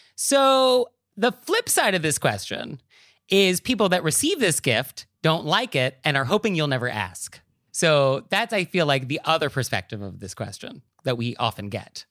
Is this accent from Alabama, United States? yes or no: no; New York, United States; as a New Yorker